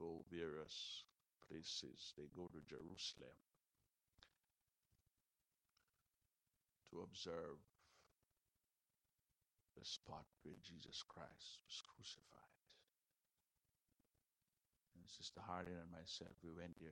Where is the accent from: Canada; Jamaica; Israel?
Jamaica; I'm a Jamaican